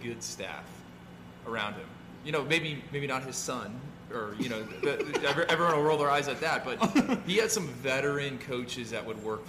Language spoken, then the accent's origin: English; Orlando, Florida, United States; moved away as an adult; also born or lived in North Carolina / Indiana; I'm originally from Orlando. Went to FAU. So that's when I first was in South Florida for a little bit.